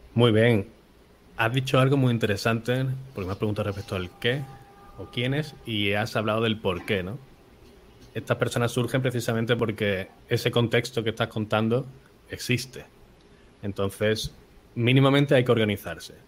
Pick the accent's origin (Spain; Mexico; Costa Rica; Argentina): Spain; Málaga, Andalusia; nací en Málaga, que está al sur de Europa y al sur de España, cerquita de África